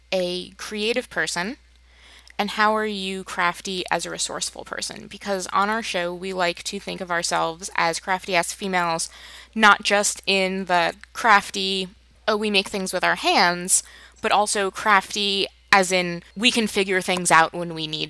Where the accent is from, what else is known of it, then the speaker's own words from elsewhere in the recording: New Jersey, United States; now in Michigan, United States; we grew up in New Jersey on the East Coast, and we moved out to Michigan